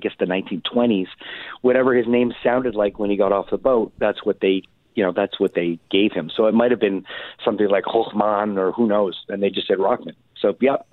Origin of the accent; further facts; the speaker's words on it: Montreal, Quebec, Canada; I'm from Montreal